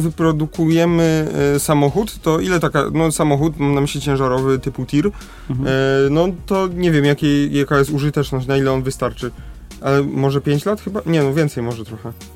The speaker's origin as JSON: {"language": "Polish", "region": "Lesser Poland", "country": "Poland", "said": "u nas w Małopolsce"}